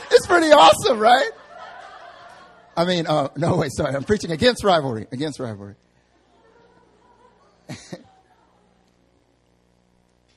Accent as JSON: {"language": "English", "region": "North Carolina", "country": "United States", "also_born_or_lived": "the South", "moved": "as an adult", "lives_now": "Seoul, South Korea", "said": "I'm from North Carolina"}